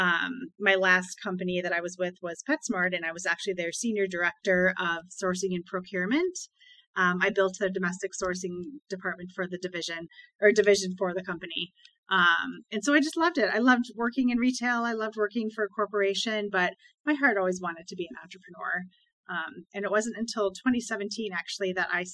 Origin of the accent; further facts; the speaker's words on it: Wisconsin, United States; I was born and raised in Wisconsin